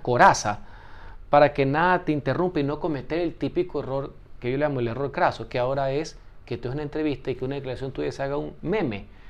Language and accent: Spanish; Guayaquil, Guayas, Ecuador; soy guayaquileño y tengo algo de calle